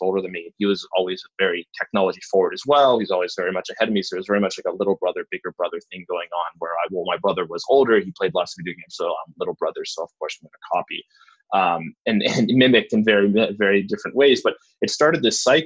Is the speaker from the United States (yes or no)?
no; Bridgewater, Nova Scotia, Canada; I grew outside of that in a little town called Bridgewater